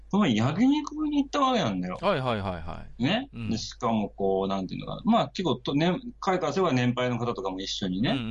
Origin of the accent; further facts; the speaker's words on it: Kyushu, Japan; moved away; うちは地元が九州だから九州のあの、福岡県の方なんかに行くと